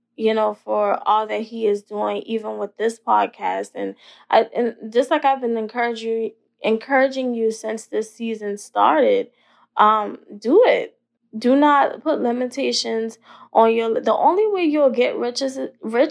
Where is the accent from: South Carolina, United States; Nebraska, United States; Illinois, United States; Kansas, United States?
South Carolina, United States; Ravenel; also born or lived in Hollywood, South Carolina; I'm a little Southern girl from the country. My hometown is Ravenel in Hollywood.